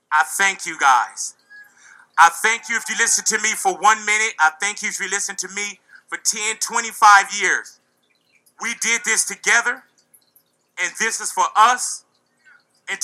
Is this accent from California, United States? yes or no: yes; Los Angeles, California, United States; I'm from this turf. I'm from Los Angeles